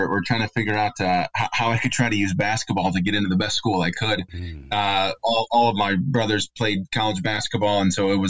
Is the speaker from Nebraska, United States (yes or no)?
yes; Omaha, Nebraska, United States; also born or lived in Munster, Indiana / Chicago; now in South Bend, United States; I'm from Omaha, Nebraska. So born and raised there.